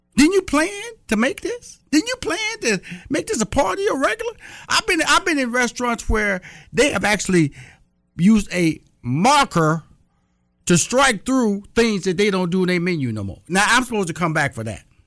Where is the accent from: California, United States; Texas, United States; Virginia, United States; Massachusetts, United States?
Texas, United States; also born or lived in Atlanta, Georgia; I'm from Texas